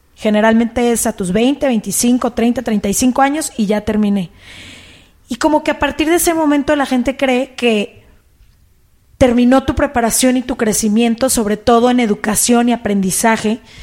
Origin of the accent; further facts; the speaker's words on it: Guadalajara, Jalisco, Mexico; moved away; Yo soy de Guadalajara